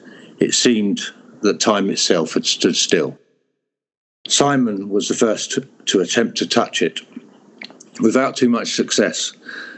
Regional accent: Hertfordshire, East of England, United Kingdom; moved away; also born or lived in Europe; I am from England in Hertfordshire, which is very green and rural.

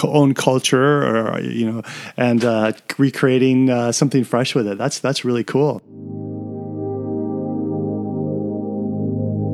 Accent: United States; I'm from the States.

